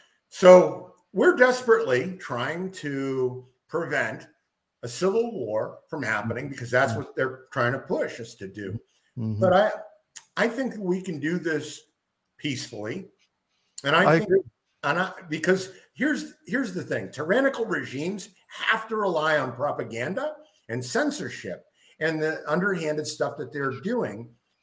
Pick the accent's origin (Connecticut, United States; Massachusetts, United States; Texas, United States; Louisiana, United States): Massachusetts, United States; Lowell; moved away as an adult; now in Florida, United States; I grew up the city that I grew up in. I grew up in Lowell, Massachusetts, and they had a huge Southeast Asian population.